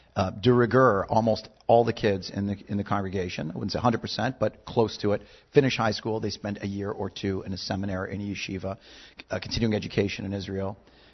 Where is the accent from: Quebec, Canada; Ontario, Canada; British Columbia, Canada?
Quebec, Canada; Montreal; accent: Canadian; moved away; I originally hailed from Montreal. Canada.